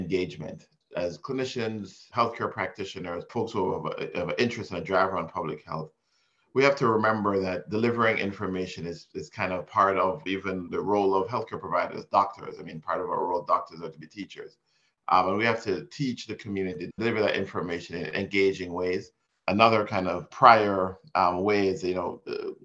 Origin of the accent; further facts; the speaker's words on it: Jamaica; moved away; also born or lived in Miami, Florida, United States; I was born in Jamaica and raised partially in Miami and partially in Jamaica.